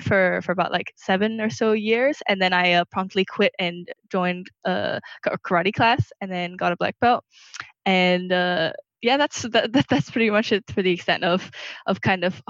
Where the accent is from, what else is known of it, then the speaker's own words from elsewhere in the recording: Singapore; moved away as an adult; also born or lived in Burma / Ireland; I actually spent my first 2 years in Burma. But outside of coming to college in first year, I basically spent the rest of my time here in Singapore. I grew up here and spent most of my life here.